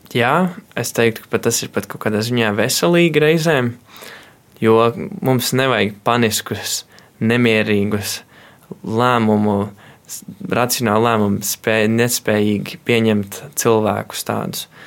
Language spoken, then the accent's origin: Latvian; Kārķi, Valka Municipality, Latvia; es nāku no mazas ciematiņa kārķos